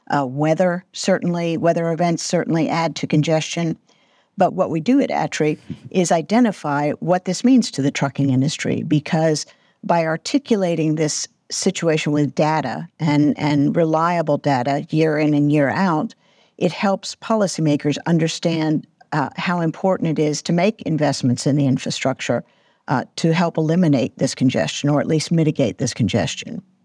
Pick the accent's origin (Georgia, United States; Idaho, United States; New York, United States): Georgia, United States; Atlanta; my hometown here in Atlanta